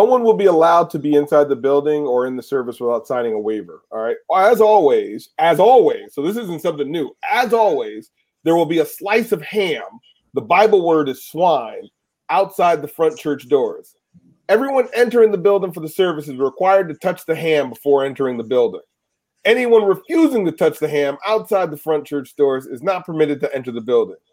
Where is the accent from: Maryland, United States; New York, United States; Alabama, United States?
New York, United States; Schenectady; moved away; me being from the Electric City